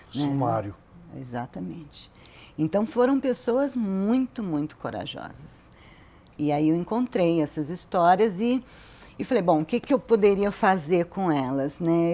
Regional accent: Brazil; a gente é brasileiro

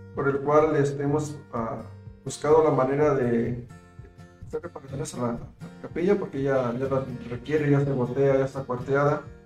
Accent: Mexico; moved away; also born or lived in United States; yo obviamente soy mexicano, pero me siento muy orgulloso de serlo

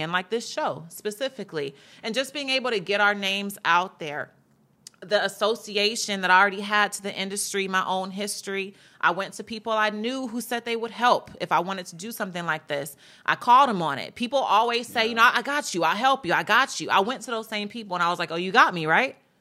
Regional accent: Gardena, California, United States; also born or lived in New York; I was raised here, so I'm more so a Cali resident or a Cali person

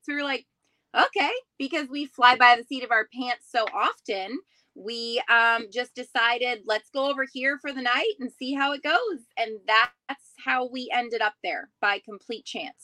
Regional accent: Riverview, Florida, United States; I'm from Riverview, Florida

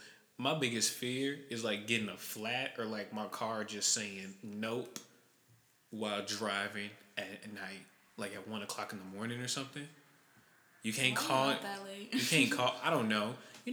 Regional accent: Houston, Texas, United States; So, I was born and raised like near Gulf Gate.

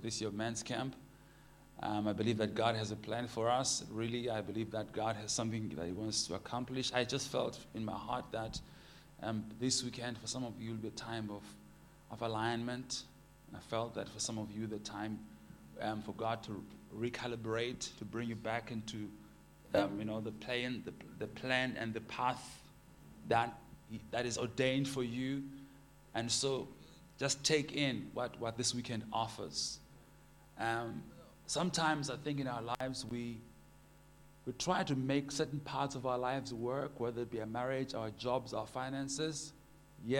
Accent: Port Elizabeth, Eastern Cape, South Africa; I am from Port Elizabeth, married

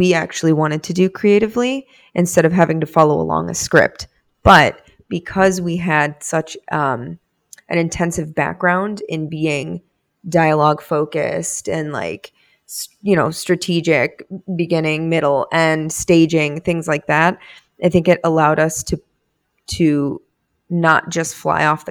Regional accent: Boca Raton, Florida, United States; accent: Boca; I'm from Boca

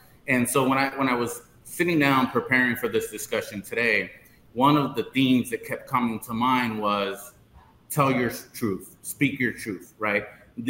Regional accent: New York City, New York, United States; So I was born and raised in New York in the Bronx. And as a first generation Dominican American, as a proud Afro-Latino

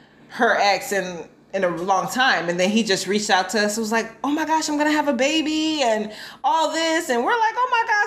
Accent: Miami, Florida, United States; I'm also from Miami, Florida, the 305, the best place in the world

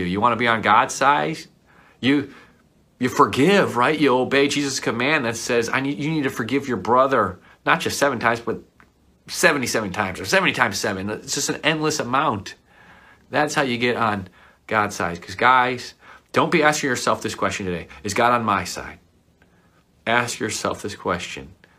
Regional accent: Buffalo, New York, United States; as a kid growing up in Buffalo

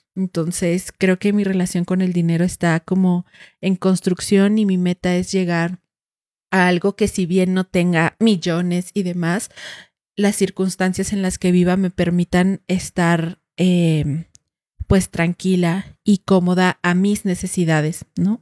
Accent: Huehuetán, Mexico; yo en el pueblo crecí viendo en Huehuetán eh, el pueblo

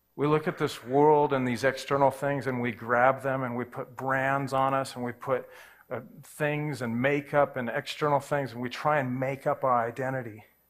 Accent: Southern California, United States; I grew up in Southern California

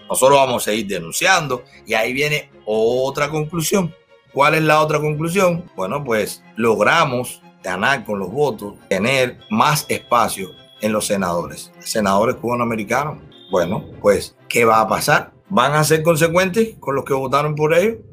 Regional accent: Cuba; moved away; Cuando yo salí de Cuba

